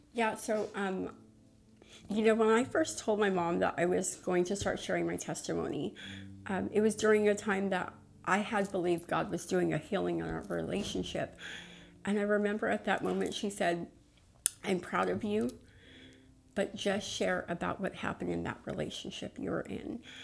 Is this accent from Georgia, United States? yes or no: no; Los Angeles, California, United States; originally I'm from East LA. Um, my family's uh, all from East LA. They all went to Garfield High